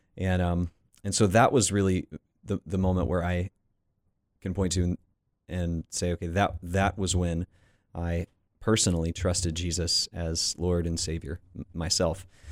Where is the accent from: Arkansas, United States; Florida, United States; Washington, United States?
Florida, United States; Panama City Beach; I grew up in Panama City Beach, Florida